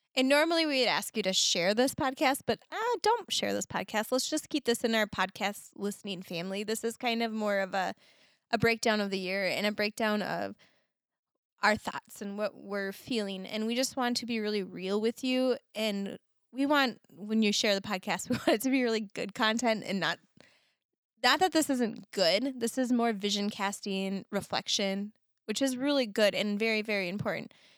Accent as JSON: {"language": "English", "region": "Minnesota", "country": "United States", "said": "I'm very Minnesotan, very Scandinavian in nature"}